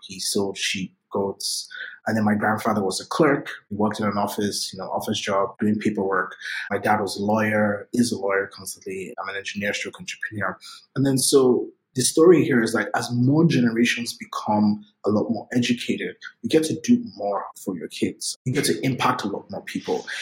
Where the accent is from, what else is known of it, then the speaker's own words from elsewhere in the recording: Lagos, Nigeria; moved away; I grew up in Lagos, Nigeria. I was born and raised in Nigeria